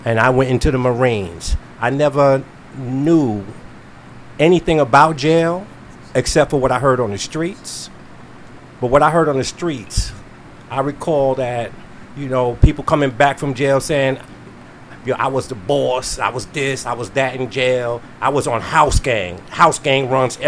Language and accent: English; New York City, New York, United States; also born or lived in Staten Island, New York; now in Delaware, United States; I'm from Brooklyn, New York. East New York, by way of Staten Island, and I'm now a Delawarean